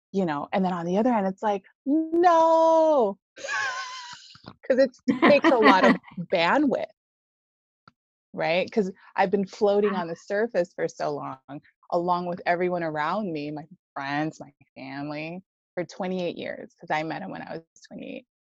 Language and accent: English; Hawaii, United States; Yeah, yeah, I was born in Hawaii.